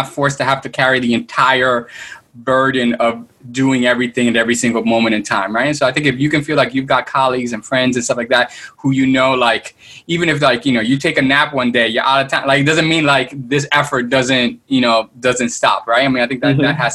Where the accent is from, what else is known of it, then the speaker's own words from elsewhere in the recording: New York, United States; moved away as an adult; now in Miami, United States; We grew up in the Heights, you know, we went through the same program, Prep for Prep, together.